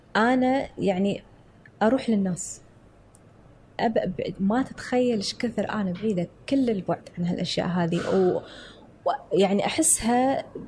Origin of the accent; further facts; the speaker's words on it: Kuwait; قلت له، "من الكويت."